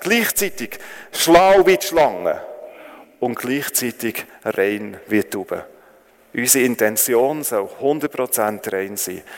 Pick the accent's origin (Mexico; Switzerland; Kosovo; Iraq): Switzerland; also born or lived in Northern Thailand; weil ich als, Le als Schweizer Lehrer dort geschafft habe